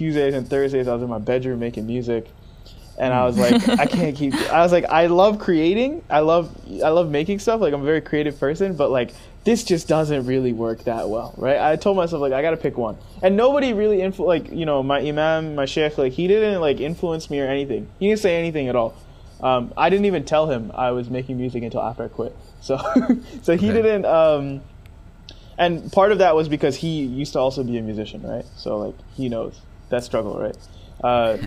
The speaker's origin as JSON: {"language": "English", "region": "upstate New York", "country": "United States", "moved": "as an adult", "lives_now": "California, United States", "said": "I'm from New York, right? Even though I'm from upstate New York"}